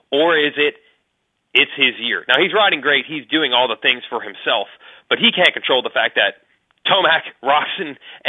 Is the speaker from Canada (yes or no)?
yes; Canada; Being Canadian, that's not a Canadian thing.